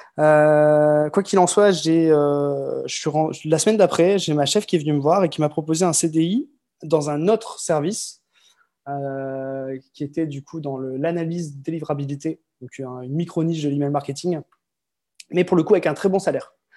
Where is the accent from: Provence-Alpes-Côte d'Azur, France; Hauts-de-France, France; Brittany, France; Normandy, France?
Hauts-de-France, France; Lille; moved away as an adult; also born or lived in Croix / Marseille / Malaga / Tourcoing; now in French Polynesia; je suis né euh, à Croix, dans le Nord, tout près de Lille. Lille où j'ai vécu quasiment toute ma vie